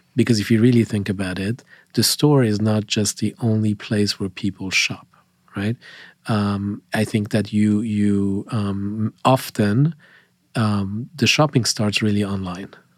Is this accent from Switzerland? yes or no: yes; Switzerland; moved away as an adult; now in United States; I grew up in, in Switzerland